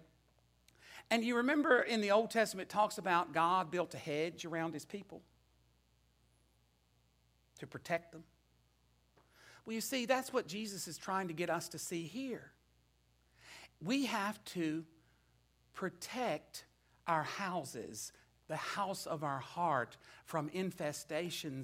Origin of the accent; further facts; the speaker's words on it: Natural Bridge, Virginia, United States; moved away; I returned to the place where I grew up in Natural Bridge.